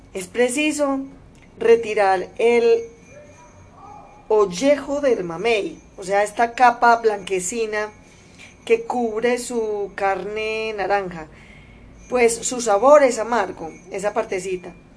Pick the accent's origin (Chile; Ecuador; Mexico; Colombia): Colombia; Antioquia; mi tierra, Antioquia y el eje cafetero.